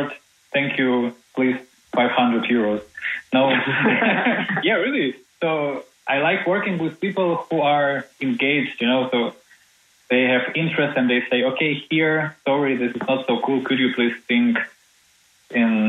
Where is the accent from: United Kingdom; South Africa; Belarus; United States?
Belarus; Minsk; now in Germany; from Minsk, from my hometown, home city.